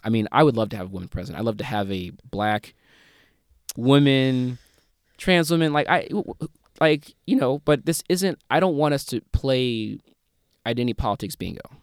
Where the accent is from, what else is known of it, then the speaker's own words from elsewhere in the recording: Missouri, United States; moved away; my home state, Missouri